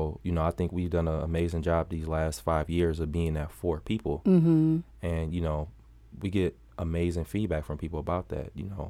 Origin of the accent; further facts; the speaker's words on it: Milwaukee, Wisconsin, United States; Man, so I'm born and raised in Milwaukee.